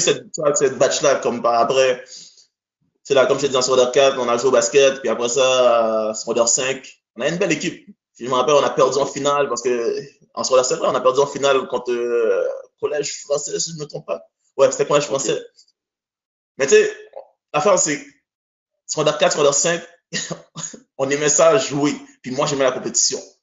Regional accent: Haiti; also born or lived in Quebec, Canada; now in Canada; je suis un gars qui vient d'Haïti, ok? Je suis né en Haïti, premièrement

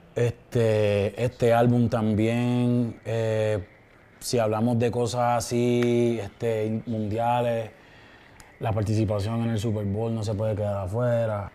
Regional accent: Vega Baja, Puerto Rico; Yo soy de, de Vega Baja, en Puerto Rico

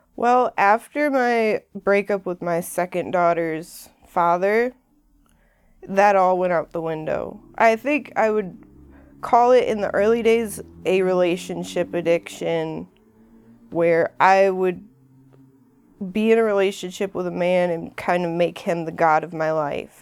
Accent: Ferndale, Michigan, United States; I came from Ferndale, that's where I grew up, not far from here

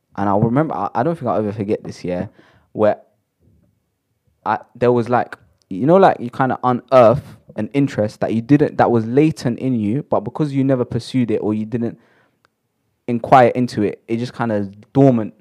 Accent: London, United Kingdom; I'm from Shepherd's Bush

